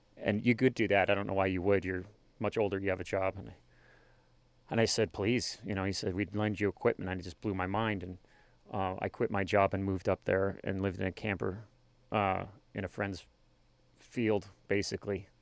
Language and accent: English; Worland, Wyoming, United States; also born or lived in Colorado; did, uh, kindergarten through high school in Warland, Wyoming